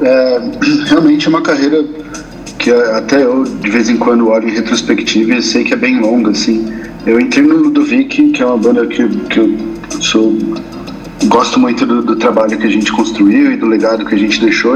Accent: São Paulo, Brazil; Sou paulistano. É... Eu nasci, inclusive, na Avenida Paulista

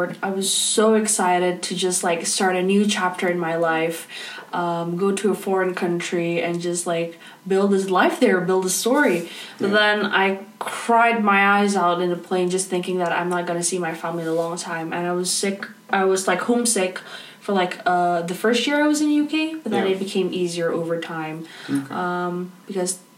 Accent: Indonesia; moved away as an adult; now in United Kingdom; I have to take a national exam in Indonesia, I don't do A levels or IB

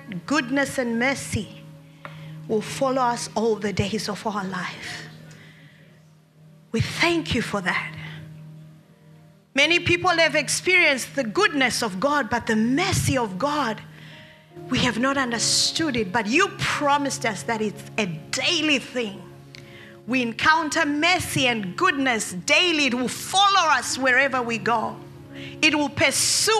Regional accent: Australia; As Australians

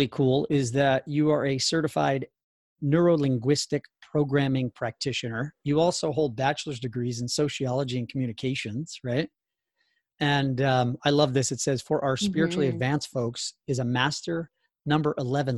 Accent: New Jersey, United States; New Jersey, my home state

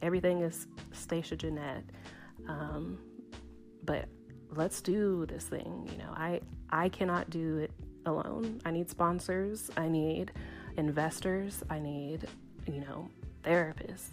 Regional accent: Tennessee, United States; I'm from Tennessee

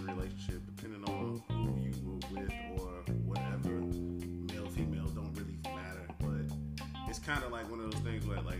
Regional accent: Chicago, Illinois, United States; moved away as an adult; now in Memphis, United States; I'm from Chicago. I moved to Memphis about 6 months ago.

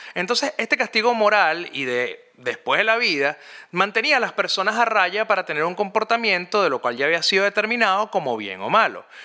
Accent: Caracas, Capital District, Venezuela; cuando yo crecí, yo soy de Montalbán. Para los que no saben, Montalbán es una urbanización clase media alta que queda al oeste de la ciudad de Caracas, en Venezuela

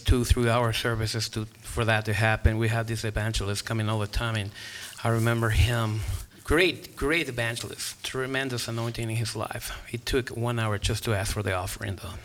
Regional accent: Guatemala; English is a second language; moved away as an adult; I grew up in Guatemala and grew up looking at missionaries coming from the States all the time

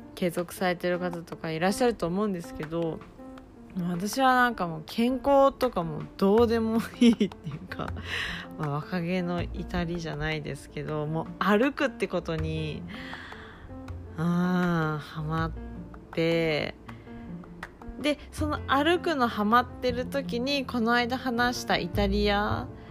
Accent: Kumamoto, Japan; moved away as an adult; now in Tokyo, Japan; 私はもともと熊本 生まれ熊本育ちで二十20歳の時に東京へ引っ越して

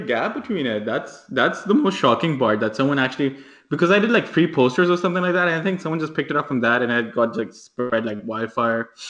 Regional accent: Islamabad, Islamabad Capital Territory, Pakistan; from Islamabad.

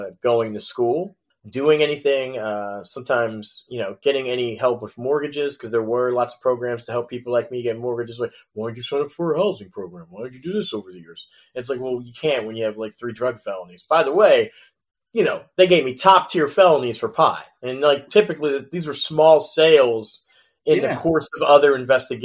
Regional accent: Philadelphia, Pennsylvania, United States; I grew up in West Philadelphia

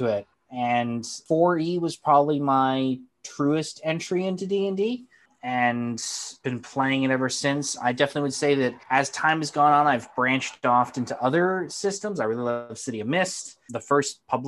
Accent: White Mountains, New Hampshire, United States; now in Manchester, United States; I am from New Hampshire, East Coast boy, born and raised, originally grew up in the White Mountains.

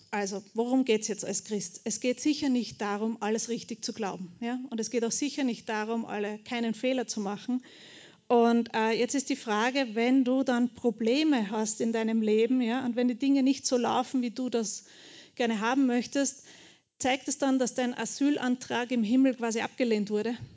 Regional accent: Bucklige Welt, Lower Austria, Austria; also born or lived in Burgenland / Melk; ich bin in Niederösterreich aufgewachsen, in der buckligen Welt

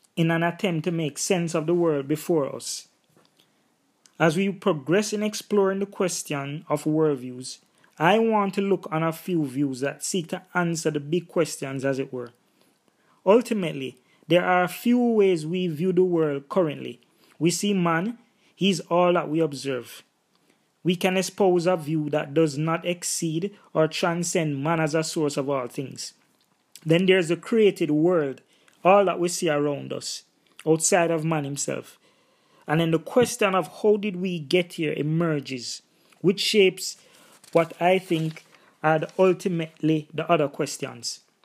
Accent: Jamaica; In my own cultural context and background, 'cause I'm Jamaican, there is Rastafarianism

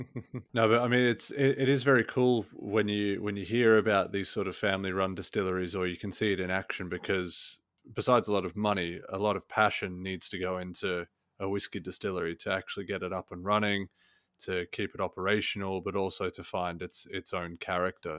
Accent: Australia; growing up in Australia

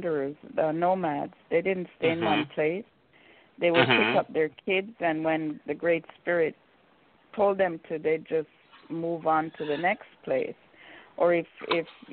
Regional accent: Jamaica; moved away; also born or lived in Vancouver; being Jamaican

